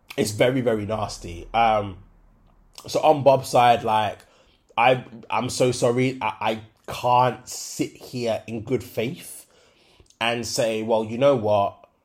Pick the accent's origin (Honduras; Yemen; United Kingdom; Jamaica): Jamaica; As a Jamaican